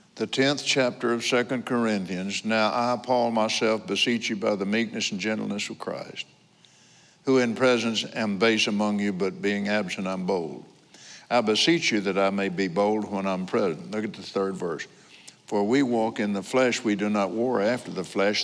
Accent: Abilene, Texas, United States; also born or lived in Lubbock, Texas; I was born in Lubbock, but because of my dad's job at Johns Business College, we moved to Abilene.

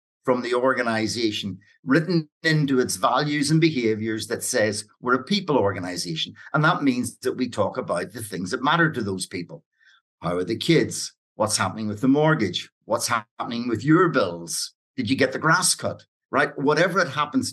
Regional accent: Ireland; when I grew up in Ireland

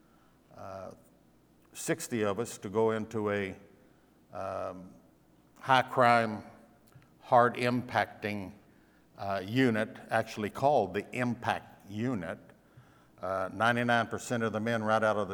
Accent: Raleigh County, West Virginia, United States; also born or lived in Charleston, West Virginia; I was born in Charleston, raised down in Raleigh County in a holler.

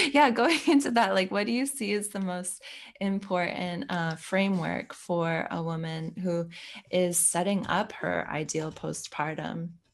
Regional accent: United States; now in Belgium; I'm American at the base, but I live in Belgium

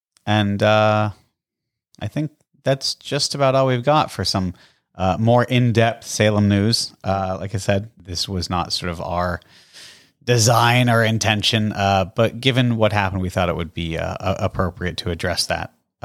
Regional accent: Canada; born there; found out I was born in Canada.

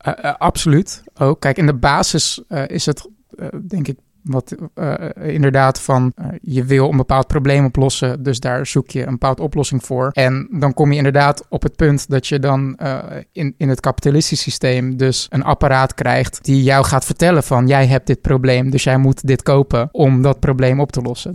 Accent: Netherlands; wij als Nederlander

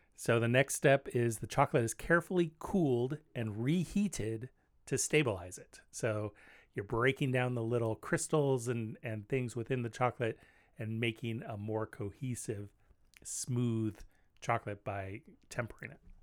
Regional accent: California, United States; now in Portland, United States; I'm from California

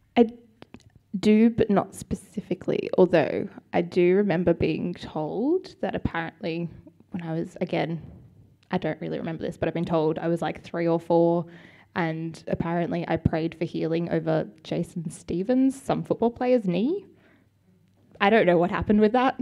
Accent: Sydney, New South Wales, Australia; also born or lived in Melbourne / Parramatta / Dural; so I was born in Melbourne. Fun fact: we moved to Sydney when I was ten months old, so I don't really remember Melbourne at all

